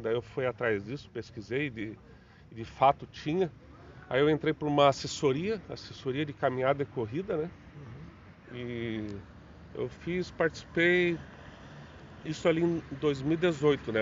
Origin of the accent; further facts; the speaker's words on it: Joinville, Santa Catarina, Brazil; sempre sou natural de Joinville, moro no bairro Costa e Silva